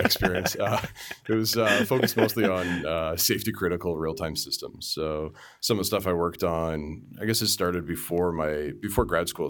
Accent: Markham, Ontario, Canada; born and raised in the suburb of Toronto, uh, called Markham

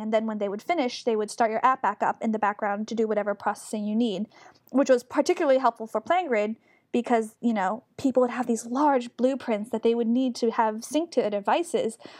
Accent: New York, United States; moved away as an adult; now in Bay Area, United States; I'm from New York, but I have been in the Bay Area for about two and a half years

